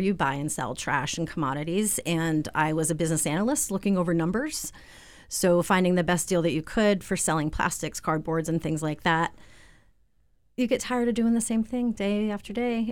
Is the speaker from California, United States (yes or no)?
no; Southwick, Massachusetts, United States; moved away as an adult; also born or lived in Vermont / Florence, Massachusetts; now in Springfield, United States; I grew up in Southwick, Mass